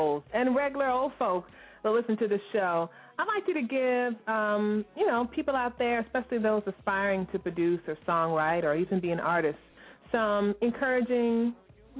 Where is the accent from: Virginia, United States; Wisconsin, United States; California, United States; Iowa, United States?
Virginia, United States; Herndon; I'm from Herndon, Virginia